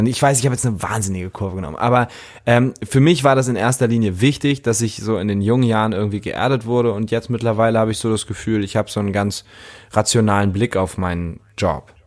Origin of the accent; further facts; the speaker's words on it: Lübeck, Schleswig-Holstein, Germany; Lübeck, meine Heimatstadt